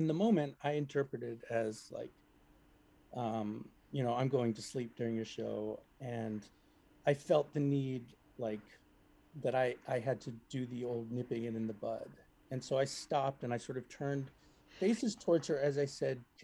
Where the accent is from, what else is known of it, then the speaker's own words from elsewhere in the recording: Melrose, Massachusetts, United States; my hometown here in Melrose